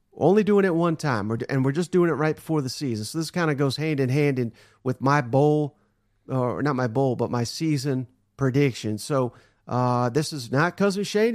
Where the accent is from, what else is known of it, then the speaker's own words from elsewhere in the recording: Nashville, Tennessee, United States; This is my hometown here